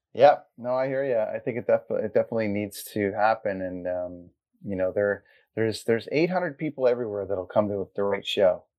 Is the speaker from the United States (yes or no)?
no; Port Perry, Ontario, Canada; I grew up in Cesarea in Blackstock area and then I ended up going to Port Perry High School